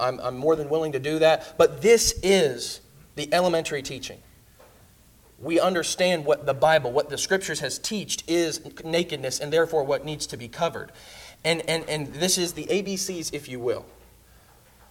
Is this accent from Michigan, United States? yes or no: no; Indiana, United States; moved away; also born or lived in Kentucky; I'm from Indiana